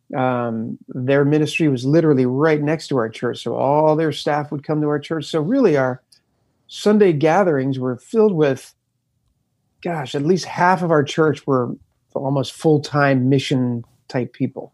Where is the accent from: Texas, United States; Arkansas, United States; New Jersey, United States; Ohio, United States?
New Jersey, United States; Camden; born or raised there